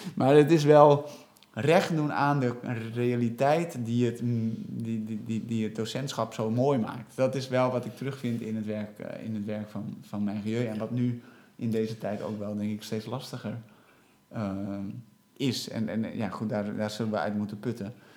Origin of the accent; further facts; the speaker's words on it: Netherlands; wij als Nederlanders, die volledig Nederlandstalig zijn opgeleid